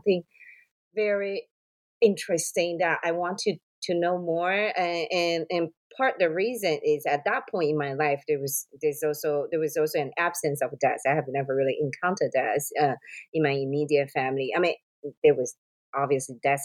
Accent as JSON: {"language": "English", "country": "Taiwan", "moved": "yes", "said": "I'm from Taiwan, you know, a place that, you know, ghosts is a very big scene"}